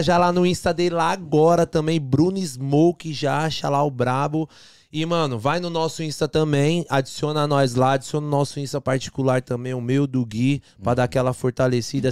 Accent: São Bernardo do Campo, São Paulo, Brazil; moved away; A gente sai de São Bernardo, a gente morava na divisa, São Bernardo com Diadema.

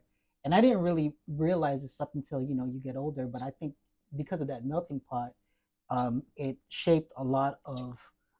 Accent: Carson, California, United States; also born or lived in Lakewood, California / Temecula, California; So I was born in Lakewood. Growing up, I grew up in Carson, California, right off of Avalon. Moved over to Temecula.

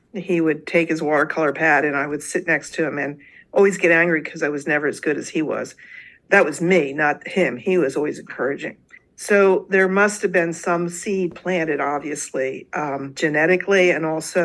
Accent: Delaware, United States; I actually was born and raised in Delaware, so I've lived here practically all my life

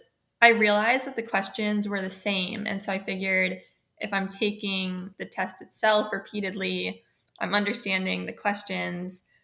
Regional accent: Charleston, South Carolina, United States; moved away as an adult; now in Annapolis, United States; I'm from Charleston, South Carolina, and I graduated in 2017. So I went to a high school in North Charleston

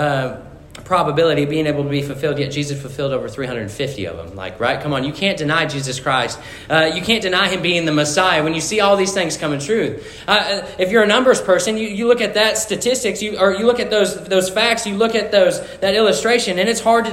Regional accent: Missouri, United States; So I grew up in Missouri, and I grew up on a foxtrotter farm

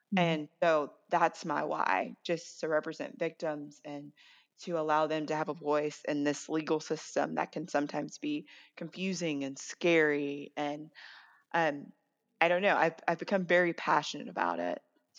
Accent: Gilmer, Texas, United States; moved away as an adult; now in New Orleans, United States; I am from Gilmer, Texas

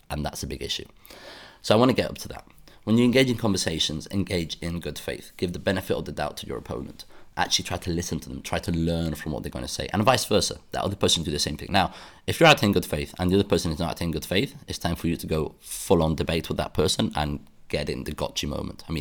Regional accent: United Kingdom; accent: British; I mean by that is that I am British. I people tell me I have a British accent

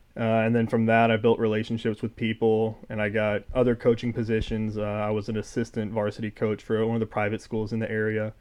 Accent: College Station, Texas, United States; moved away as an adult; now in Corvallis, United States; From College Station, Texas.

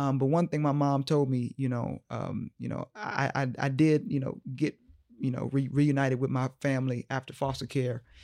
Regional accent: Omaha, Nebraska, United States; moved away as an adult; also born or lived in Boston; here in my hometown

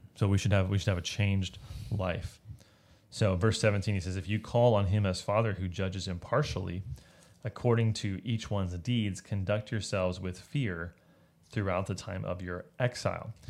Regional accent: United States; as an American

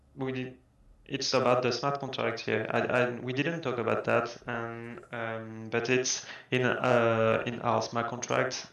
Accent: France; English is a second language; I'm French and English is not my my first language

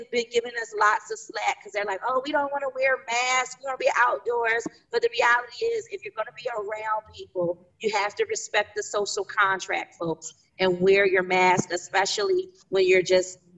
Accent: Philadelphia, Pennsylvania, United States; I grew up in Philadelphia at a time where it was like …, …, …

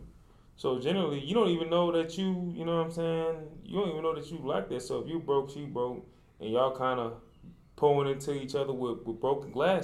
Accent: New Orleans, Louisiana, United States; now in Dallas, United States; originally from New Orleans, Louisiana, and I currently reside in Dallas, Texas

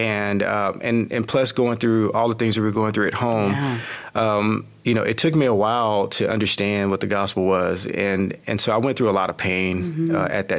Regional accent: Texarkana, United States; I was born in Texarkana

